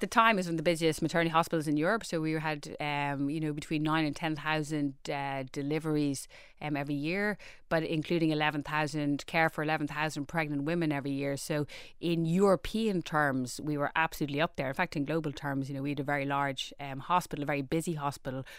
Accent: Dublin, Leinster, Ireland; I grew up in Rohini, um, we lived on your classic housing estate

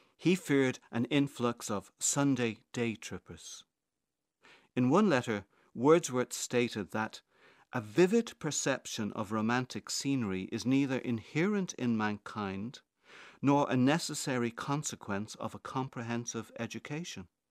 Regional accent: Dublin, Leinster, Ireland; I grew up in Crumlin, a few miles from the Hellfire Club

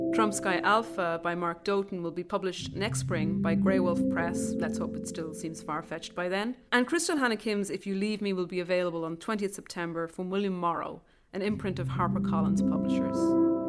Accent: Ireland; moved away as an adult; now in United States; I'm an Irish writer who's been based in the United States for more than a decade

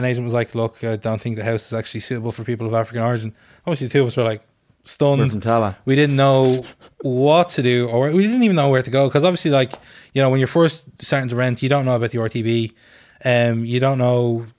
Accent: Dublin, Leinster, Ireland; So my own story is I'm a mixed race man, born and bred in Dublin. My mother is a white Irish Catholic woman, and my father is a black Senegalese Muslim man.

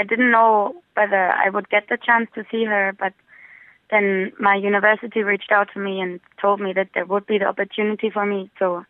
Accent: Berlin, Germany; moved away as an adult; now in Dublin, Ireland; I wanted to get out of my hometown, Berlin, as well, to not be stuck in the same environment the whole time. So I moved to Dublin.

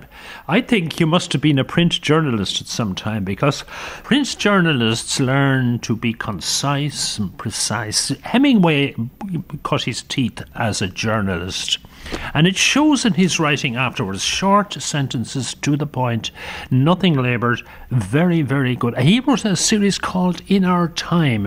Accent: Limerick, Munster, Ireland; I grew up in Limerick, and in Limerick we had messenger boys

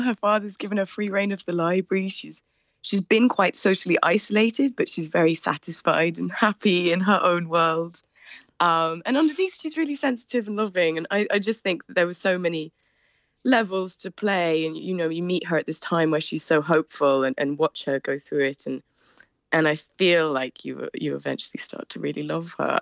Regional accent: United Kingdom; also born or lived in Edinburgh; I am British factually

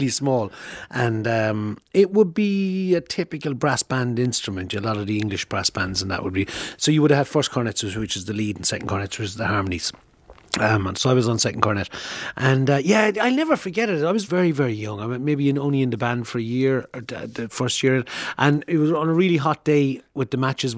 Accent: Thurles, Munster, Ireland; I'm from Thurles

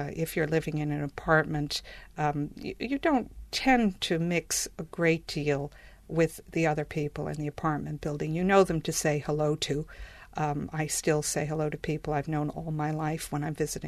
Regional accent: New York, United States; moved away as an adult; now in Ireland; I grew up in Manhattan, very high-rise area of New York

